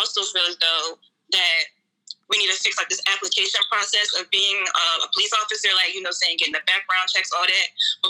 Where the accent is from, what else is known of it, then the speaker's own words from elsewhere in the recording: Philadelphia, Pennsylvania, United States; I go to Gwinnett Mercy. I'm a senior, and I'm from the Philadelphia area.